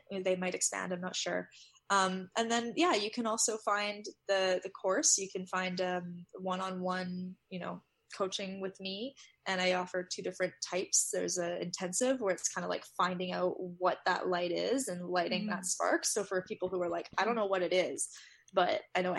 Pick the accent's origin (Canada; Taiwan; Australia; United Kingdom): Canada; I'm Canadian